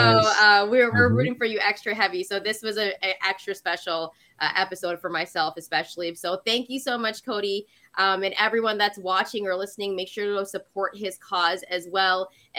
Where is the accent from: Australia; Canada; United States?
Canada; as a Canadian